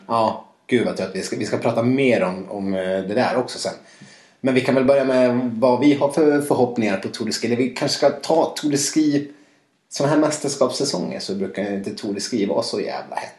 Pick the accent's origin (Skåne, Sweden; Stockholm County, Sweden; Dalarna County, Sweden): Dalarna County, Sweden; moved away; Jag har varit hemma i Dalarna